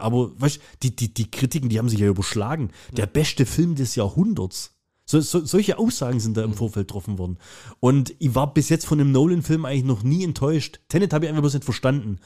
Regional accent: Germany; ich bin ja Deutscher

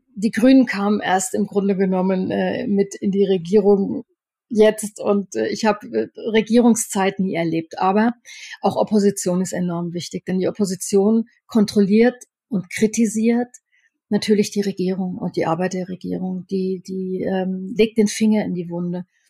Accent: Upper Franconia, Bavaria, Germany; bei uns in Oberfranken

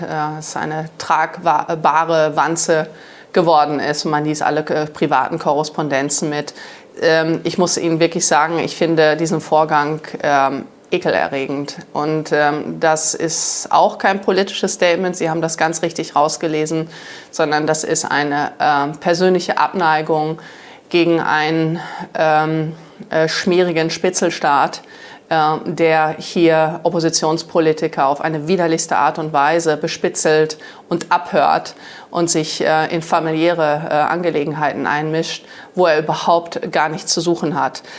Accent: Germany; Ich liebe Deutschland, ich liebe mein Vaterland

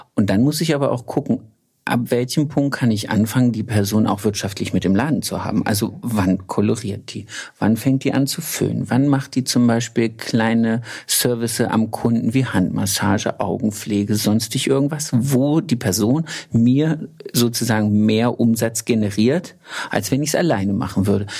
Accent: Thuringia, Germany; now in Baden-Württemberg, Germany; aus Thüringen, wo ich herkomme

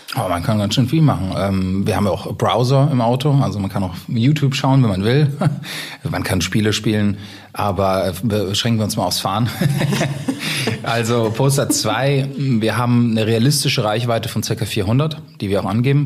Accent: Germany

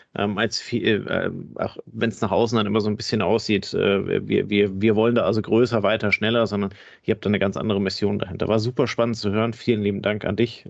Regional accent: the North, Northern Germany, Germany; Ich komme ja selber aus dem Norden

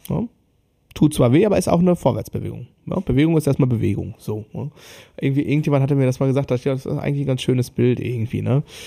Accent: Germany; bei uns in Deutschland

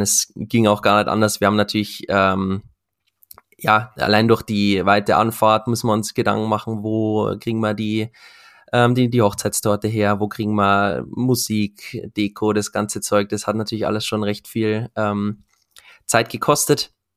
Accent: Regensburg, Bavaria, Germany; Ich komme ja aus Regensburg

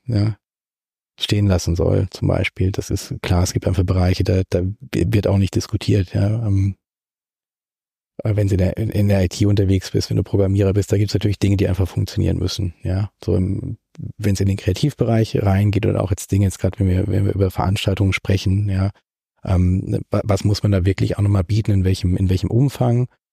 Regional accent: Kaiserstuhl, Baden-Württemberg, Germany; also born or lived in Freiburg; Ich bin äh, zwar in Freiburg geboren, aber mit anderthalb schon an den, an den Kaiserstuhl gezogen

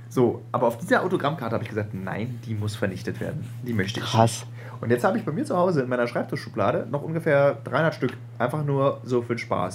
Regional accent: Berlin, Germany; dass wir beide echte Berliner sind

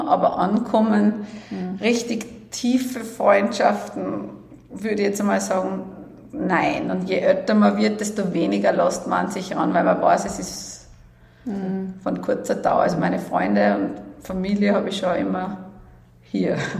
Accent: Salzburg, Austria; bin in Salzburg geboren, also mein Leben lang hier aufgewachsen

